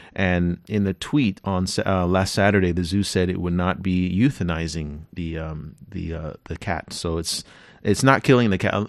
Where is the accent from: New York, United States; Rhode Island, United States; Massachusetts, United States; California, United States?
California, United States; I'm from California, and I'm, I live near a n, national park called Yosemite